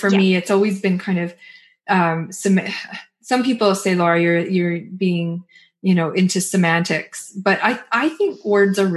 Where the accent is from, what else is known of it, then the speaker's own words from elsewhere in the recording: Toronto, Ontario, Canada; also born or lived in British Columbia; I'm from Toronto, but I lived in BC for 9 years and then met Nafisa back here in Toronto